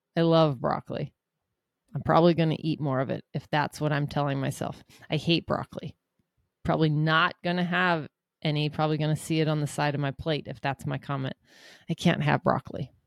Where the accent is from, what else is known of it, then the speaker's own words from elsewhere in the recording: Seattle, Washington, United States; I'm from Seattle